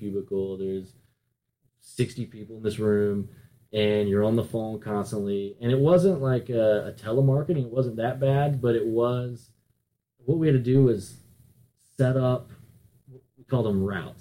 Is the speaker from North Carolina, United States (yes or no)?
yes; North Carolina, United States; now in Miami, United States; I grew up in North Carolina, and now I'm down in Miami